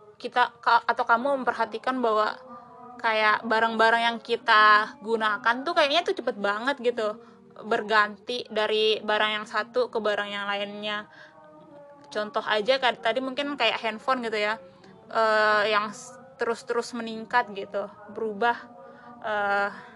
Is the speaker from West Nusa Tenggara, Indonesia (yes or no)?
yes; Sumbawa, West Nusa Tenggara, Indonesia; saya sendiri tuh dari Sumbawa, Nusa Tenggara Barat